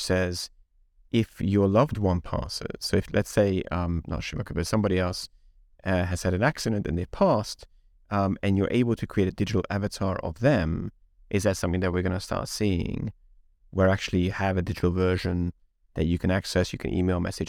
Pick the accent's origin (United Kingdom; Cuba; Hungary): Hungary; Budapest; English is a second language; moved away; I grew up in Hungary, in Eastern Europe. So we listened to … running around Budapest when I was eight years old.